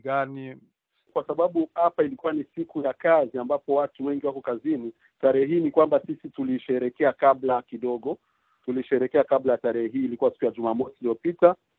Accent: Burundi; also born or lived in Quebec, Canada; now in Canada; Mimi ni mtu kutoka Burundi ambapo sasa hivi naishi hapa Canada

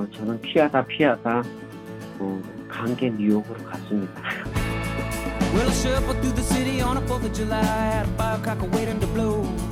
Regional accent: North Korea; moved away as an adult; also born or lived in North Carolina, United States / Pennsylvania, United States; now in New York, United States; 저는 북한에서 온 사람이라고

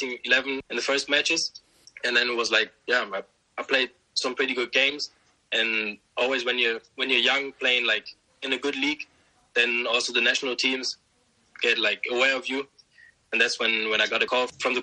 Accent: Osnabrück, Lower Saxony, Germany; now in Bremen, Germany; I was born and raised there. My dad came from Nigeria to Germany. I grew up in Osnabrück.

